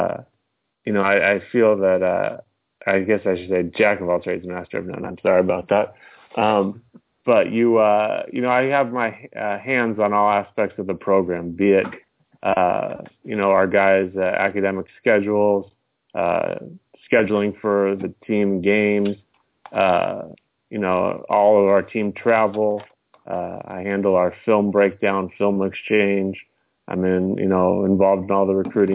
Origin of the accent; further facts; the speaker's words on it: Southern California, United States; moved away; I'm from Southern California.